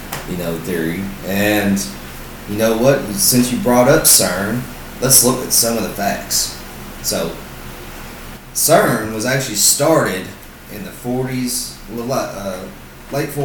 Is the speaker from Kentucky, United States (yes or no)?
yes; Southern Kentucky, United States; we are from Southern Kentucky